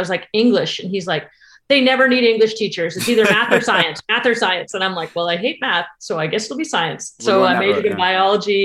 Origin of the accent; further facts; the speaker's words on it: Tarpon Springs, Florida, United States; also born or lived in Massachusetts; when I moved to Florida, I was 10. I moved from Massachusetts, and very rural Massachusetts